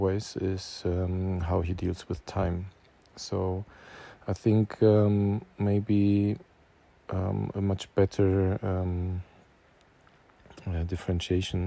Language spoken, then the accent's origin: English; Germany; I'm a filmmaker from Germany